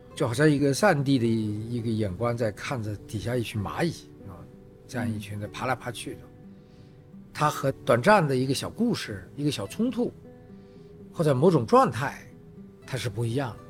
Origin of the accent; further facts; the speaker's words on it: China; 只不过是我们我们中国人比较糙